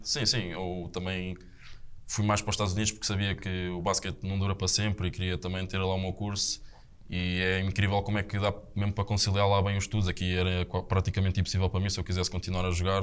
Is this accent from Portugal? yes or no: yes; Estoril, Lisbon, Portugal; moved away as an adult; sou ali do Estoril, da, da parede